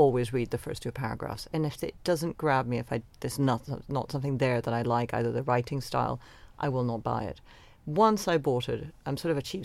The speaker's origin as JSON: {"language": "English", "country": "Venezuela", "tie": "born or raised there", "moved": "yes", "lives_now": "London, United Kingdom", "said": "the world that I grew up in Venezuela"}